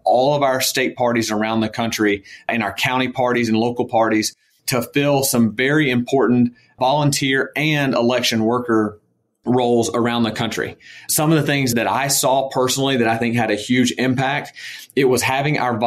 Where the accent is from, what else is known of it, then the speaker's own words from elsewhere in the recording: Georgia, United States; moved away as an adult; my home state of Georgia